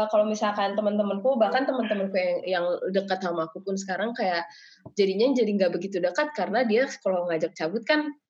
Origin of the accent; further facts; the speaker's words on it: Indonesia; karena aku gede di Indo yang dimana semuanya tuh terasa cepat bahkan orang-orang pun menikah di usia 20-an